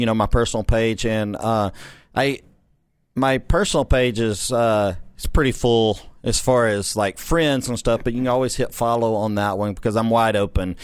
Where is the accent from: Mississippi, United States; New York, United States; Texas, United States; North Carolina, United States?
Texas, United States; Corrigan; I grew up in that small town